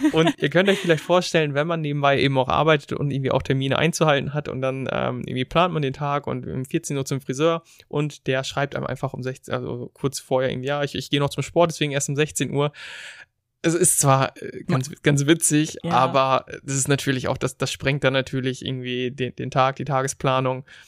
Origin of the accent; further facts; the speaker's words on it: Germany; moved away; als Deutsche